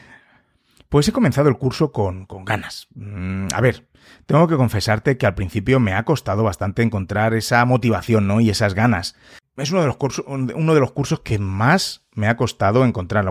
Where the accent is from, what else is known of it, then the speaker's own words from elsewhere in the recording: Madrid, Community of Madrid, Spain; yo soy de España, en Madrid en concreto